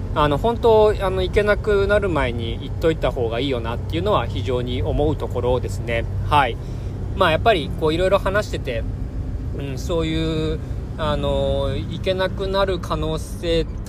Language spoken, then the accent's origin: Japanese; Japan